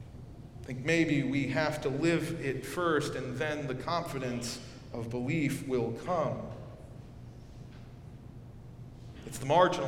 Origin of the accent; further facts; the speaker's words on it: North Carolina, United States; Wilmington, North Carolina, my home state